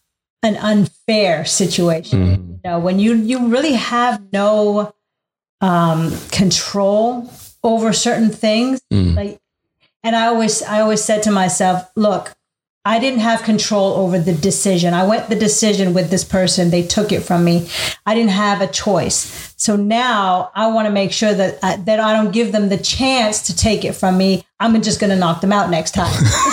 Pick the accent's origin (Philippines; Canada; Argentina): Canada; also born or lived in Abu Dhabi, United Arab Emirates; I moved around a lot. Grew up in Canada. Of course, I was born in the Middle East. Mm-hmm. Moved to Canada when I was 2 with my parents.